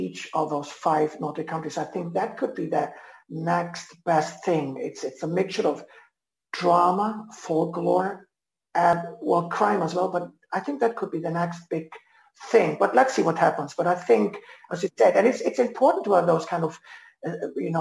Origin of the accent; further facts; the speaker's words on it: Germany; now in Iceland; I'm half German, born and bred in Germany